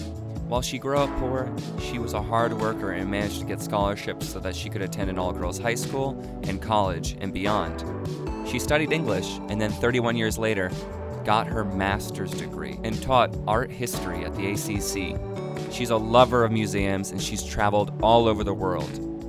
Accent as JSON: {"language": "English", "region": "Rhode Island", "country": "United States", "moved": "yes", "lives_now": "Austin, United States", "said": "I'm from Rhode Island originally."}